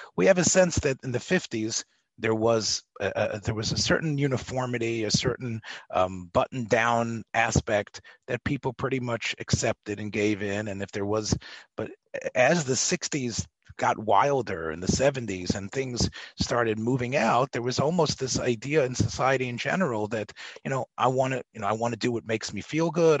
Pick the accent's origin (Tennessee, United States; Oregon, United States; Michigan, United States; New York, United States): Tennessee, United States; Memphis; I come from Memphis